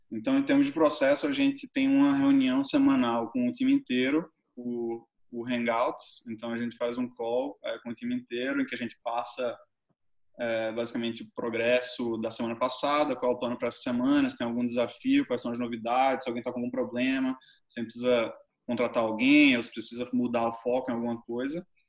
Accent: Brazil; eu sou brasileiro

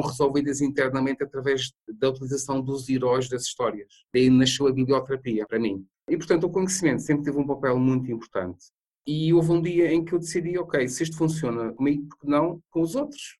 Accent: Madeira, Portugal; moved away; Eu sou da Ilha da Madeira.

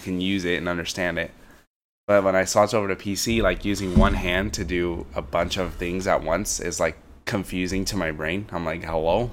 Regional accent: United States; growing up as an American

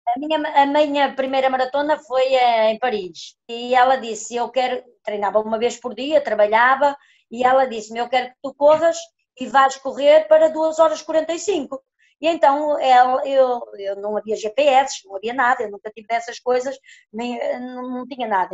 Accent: village near Viana do Castelo, Norte, Portugal; daqui da minha aldeia até Viana

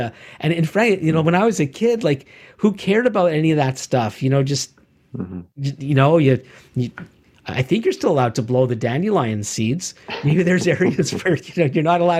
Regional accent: Canada; as a Canadian

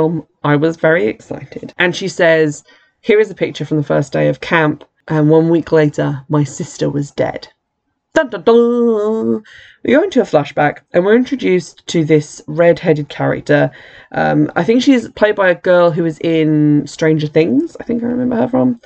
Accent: United Kingdom; as a British person

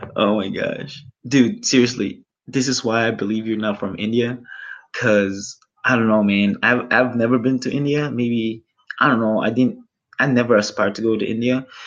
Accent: Philippines; I am Filipino

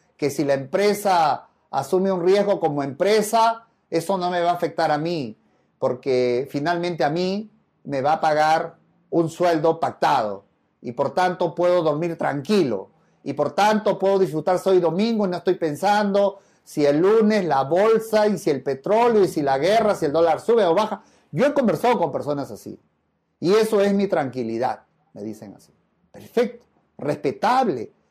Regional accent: Peru; en mi país sí, en el Perú

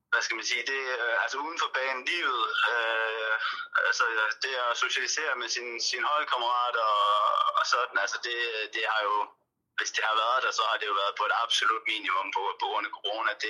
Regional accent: Denmark; moved away as an adult; also born or lived in Turkey / Spain; now in Cardiff, United Kingdom; man kender det jo selv som, som dansker.

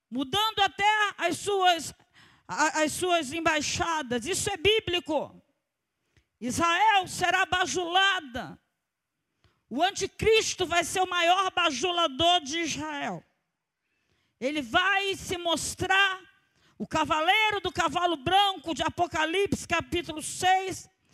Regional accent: Rio de Janeiro, Brazil; Nós somos cariocas e somos acostumados ao calor

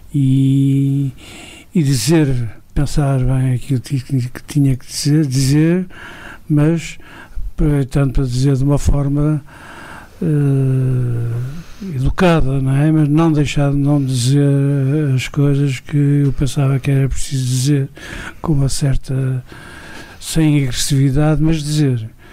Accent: Douro, Portugal; also born or lived in France; sou do Douro, sempre f, trabalhei aqui

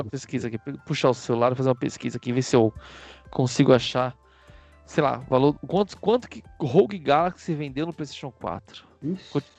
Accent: Brazil; A gente fala muito do nosso ponto de vista como brasileiros

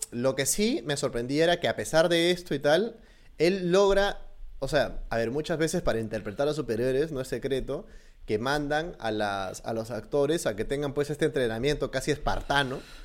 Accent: Peru; nosotros como peruanos

